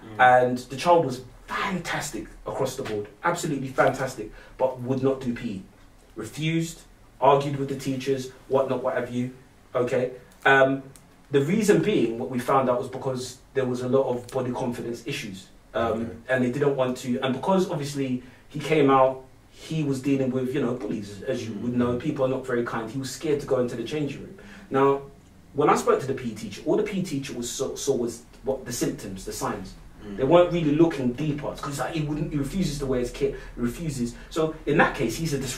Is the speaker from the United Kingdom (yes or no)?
yes; Barking, London, United Kingdom; I'm from Barking, man, come on. We're all disruptive.